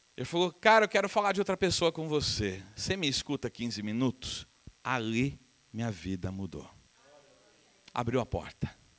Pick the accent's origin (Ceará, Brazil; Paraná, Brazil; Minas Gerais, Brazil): Minas Gerais, Brazil; Uberaba; moved away; Eu sou de Uberaba, minha família é de Uberaba